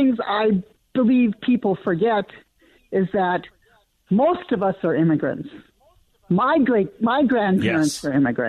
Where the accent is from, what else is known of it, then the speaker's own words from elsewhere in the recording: Bloomington, Minnesota, United States; also born or lived in South Dakota / Chicago; I grew up in Bloomington.